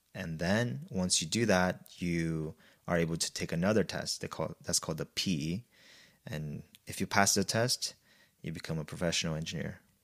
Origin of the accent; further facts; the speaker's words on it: Brazil; moved away as an adult; I was born and raised in Brazil, and I went to an in-, international high school there